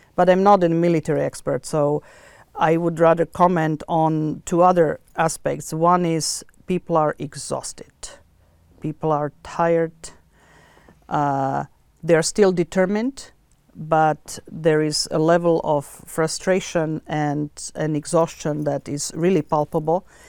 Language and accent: English; Bratislava, Bratislava Region, Slovakia; moved away; I was born in Bratislava